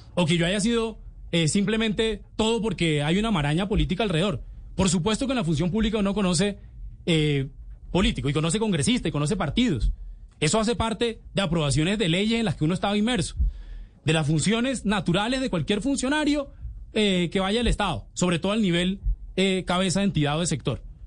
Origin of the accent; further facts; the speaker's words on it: Valledupar, Cesar, Colombia; moved away; ella es de Valledupar y yo soy de Valledupar